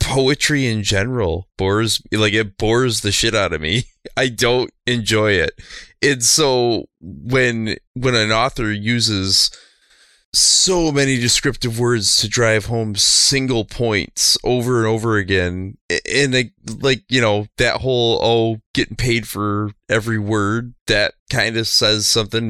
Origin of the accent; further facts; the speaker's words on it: Bay City, Michigan, United States; Bay City is my hometown and where I currently